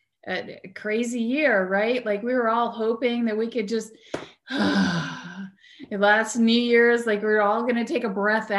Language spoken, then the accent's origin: English; New Jersey, United States; I grew up in New Jersey